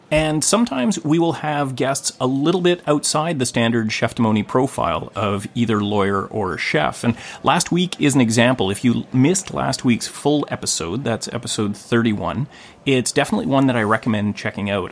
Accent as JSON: {"language": "English", "town": "Gibsons", "region": "British Columbia", "country": "Canada", "tie": "born or raised there", "said": "here in my hometown of Gibson's, British Columbia"}